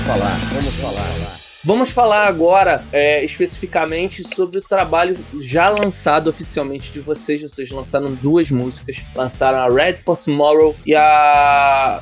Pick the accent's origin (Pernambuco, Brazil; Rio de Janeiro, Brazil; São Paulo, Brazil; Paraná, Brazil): Rio de Janeiro, Brazil; Eu sou do Rio